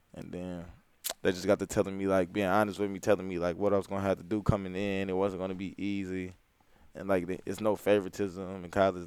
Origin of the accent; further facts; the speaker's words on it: St. Louis, Missouri, United States; growing up in St. Louis, like not too many people like make it out far